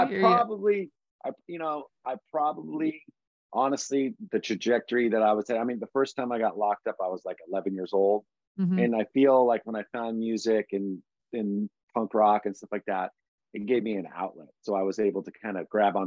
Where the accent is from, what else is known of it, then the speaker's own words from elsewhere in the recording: Bay Area, California, United States; growing up in the Bay Area